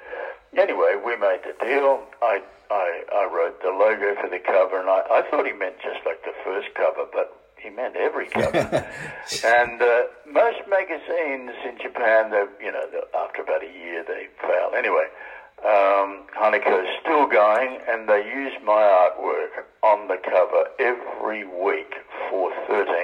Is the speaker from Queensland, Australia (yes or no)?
no; Sydney, New South Wales, Australia; born or raised there; also born or lived in England